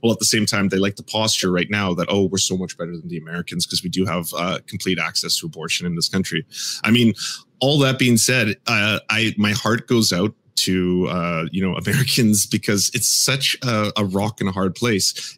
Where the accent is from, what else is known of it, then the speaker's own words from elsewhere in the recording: Canada; As a Canadian